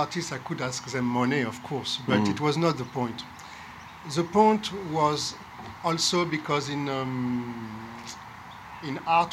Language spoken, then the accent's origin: English; Marseille, Provence-Alpes-Côte d'Azur, France; English is a second language; I'm from Marseille